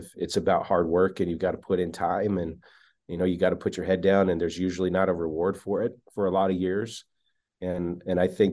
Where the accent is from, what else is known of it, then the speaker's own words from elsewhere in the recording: Wyoming, United States; moved away; I grew up in Wyoming